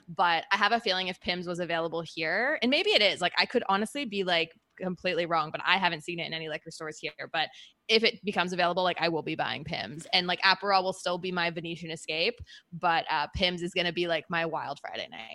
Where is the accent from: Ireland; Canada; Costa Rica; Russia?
Canada; moved away as an adult; also born or lived in Birmingham, United Kingdom; being Canadian